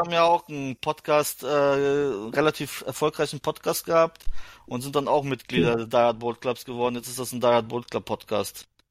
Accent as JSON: {"language": "German", "country": "Germany", "said": "als Deutscher"}